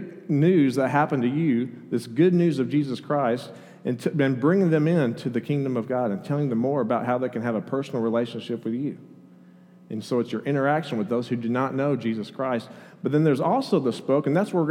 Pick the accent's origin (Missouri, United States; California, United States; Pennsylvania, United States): California, United States; Oceanside; moved away; I was born in San Diego County, just north of San Diego, a little town called Oceanside, right on the beach